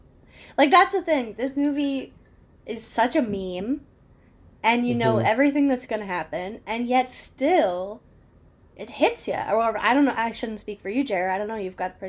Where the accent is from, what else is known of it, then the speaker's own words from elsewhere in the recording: United States; being an American